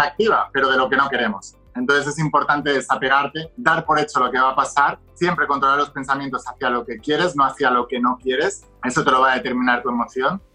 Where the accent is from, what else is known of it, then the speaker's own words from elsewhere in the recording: Barcelona, Catalonia, Spain; moved away as an adult; also born or lived in Madrid; yo soy de Barcelona, pero estaba estudiando en una universidad en Madrid